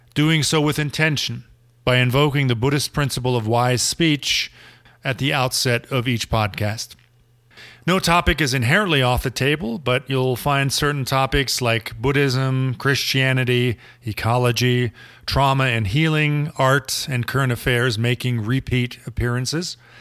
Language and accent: English; Germany; moved away as an adult; also born or lived in Berlin; now in Colorado, United States; a Gen Xer born and raised in Germany, who has made Colorado his home for about three decades and is about to move back home to Berlin.